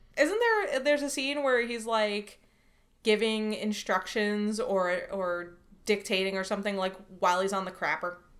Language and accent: English; United States; as an American